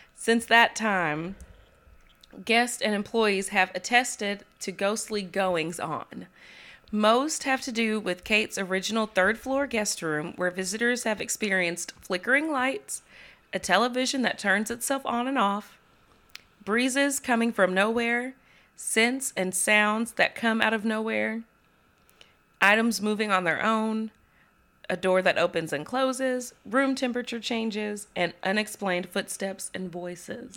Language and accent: English; the South, United States; I'm from the South.